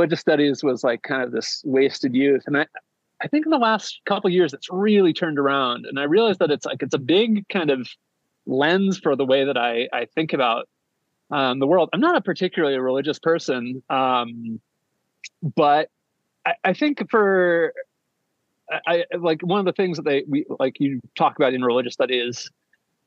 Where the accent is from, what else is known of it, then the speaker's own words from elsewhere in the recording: United States; I'm American, we're in America